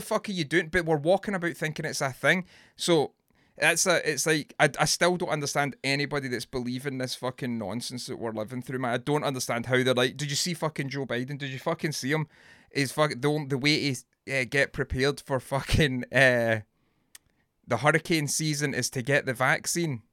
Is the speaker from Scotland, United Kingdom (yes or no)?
yes; Scotland, United Kingdom; I'm Scottish